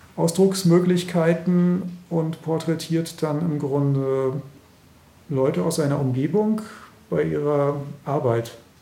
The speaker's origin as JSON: {"language": "German", "country": "Germany", "tie": "born or raised there", "moved": "yes", "said": "ich bin ja in der DDR aufgewachsen"}